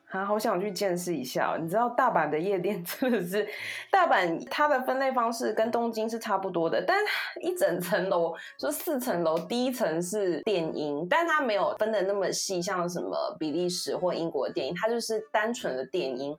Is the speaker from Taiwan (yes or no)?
yes; Taiwan; moved away as an adult; now in Japan; 身为一个台湾人